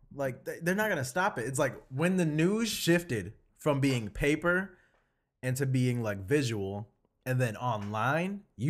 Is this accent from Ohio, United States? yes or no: no; Pontiac, Michigan, United States; It's like, I grew up in Pontiac, but I want to look down on it because I think I can have better because I've been here.